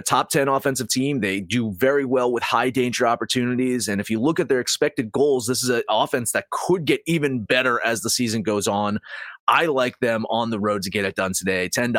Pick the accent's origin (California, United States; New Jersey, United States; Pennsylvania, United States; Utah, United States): New Jersey, United States